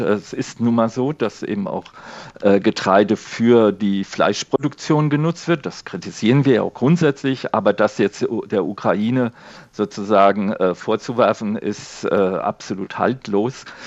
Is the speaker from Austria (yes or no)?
no; Spain; now in Germany; mein Heimatland Spanien